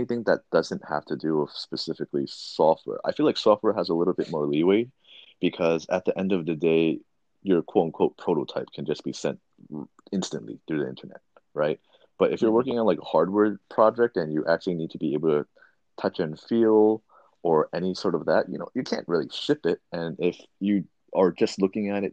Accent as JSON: {"language": "English", "region": "East Coast", "country": "United States", "also_born_or_lived": "California", "moved": "as an adult", "lives_now": "Tokyo, Japan", "said": "I'm originally from East Coast, and so that's why I'm going back there for Chinese New Year"}